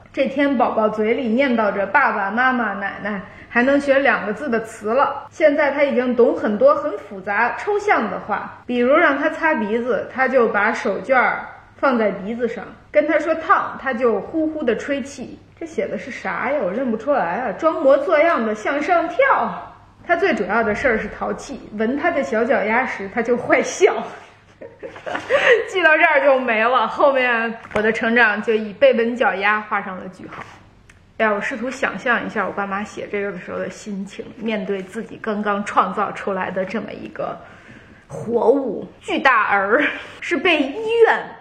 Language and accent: Chinese; northern China, China; 我在我姥姥姥爷家长大，他们都北方人